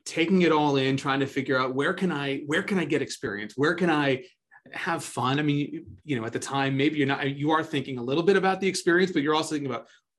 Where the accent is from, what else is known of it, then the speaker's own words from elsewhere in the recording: Connecticut, United States; I grew up in Connecticut